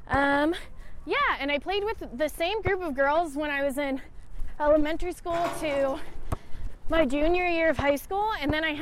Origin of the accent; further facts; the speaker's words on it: Iowa, United States; I'm from Iowa where we don't have professional sports.